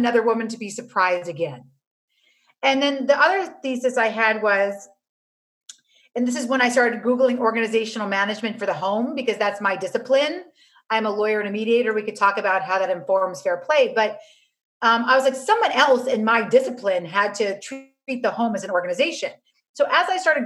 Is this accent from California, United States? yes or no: no; New York City, New York, United States; I grew up on Avenue C and 14th Street